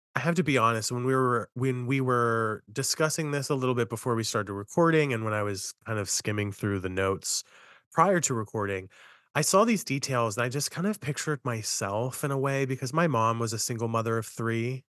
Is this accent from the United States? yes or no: yes; Appalachia, United States; I'm from Appalachia